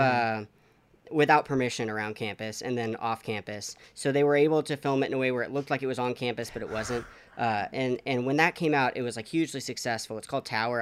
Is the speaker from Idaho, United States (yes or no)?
no; College Station, Texas, United States; So I grew up in College Station, Texas